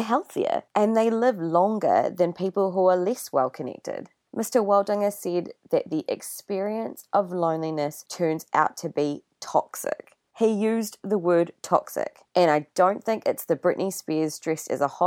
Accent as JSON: {"language": "English", "country": "New Zealand", "said": "I'm a Kiwi, but I'm also Indian"}